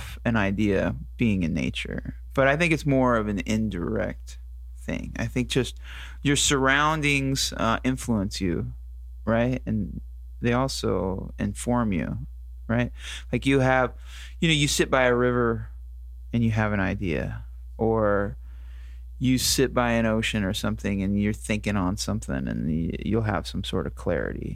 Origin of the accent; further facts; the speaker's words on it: Oakdale, California, United States; also born or lived in Strawberry, California; I grew up in the Central Valley, the San Joaquin Valley